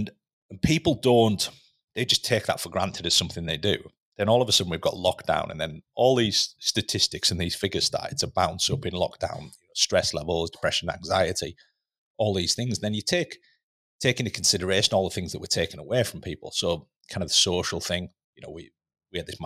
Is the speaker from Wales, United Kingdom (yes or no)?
no; Lake District, North West England, United Kingdom; moved away; growing up in the Lake District, you know, in a tiny little village in the Lake District